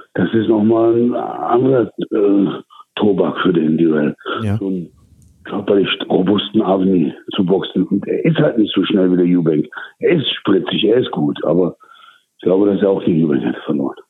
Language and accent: German; Duisburg, North Rhine-Westphalia, Germany; now in Turkey; wo ich groß geworden bin, aus Duisburg-Marxloh